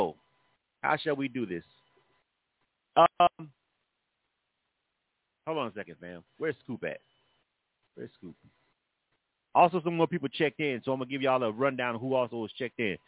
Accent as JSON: {"language": "English", "town": "Panama City", "region": "Florida", "country": "United States", "tie": "born or raised there", "moved": "yes", "lives_now": "Atlanta, United States", "said": "my A5O, Panama City people"}